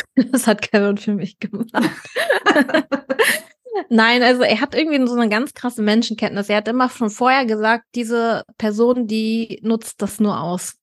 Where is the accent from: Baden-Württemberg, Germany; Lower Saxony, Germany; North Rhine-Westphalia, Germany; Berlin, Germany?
Berlin, Germany; moved away as an adult; now in Cologne, Germany; Ich bin ja Berlinerin gebürtig